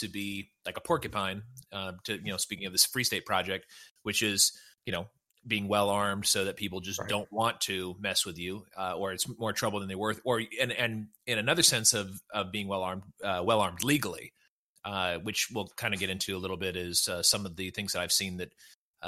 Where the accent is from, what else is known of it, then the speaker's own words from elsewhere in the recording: California, United States; moved away; I'm from California